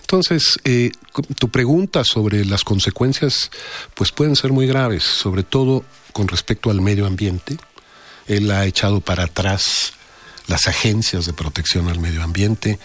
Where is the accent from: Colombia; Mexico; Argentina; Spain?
Mexico; los mexicanos, los científicos mexicanos